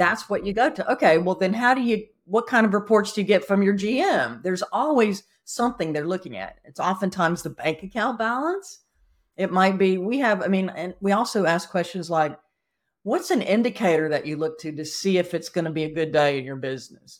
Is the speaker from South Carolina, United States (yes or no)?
yes; South Carolina, United States; also born or lived in Atlanta, Georgia; now in Napa Valley, United States; I'm from South Carolina, I've moved here from Atlanta, and I show up in Napa Valley